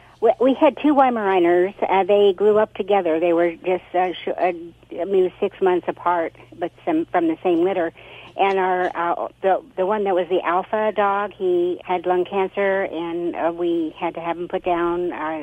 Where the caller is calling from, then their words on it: Arroyo Grande, California, United States; Aurora Grande, Central Coast, California.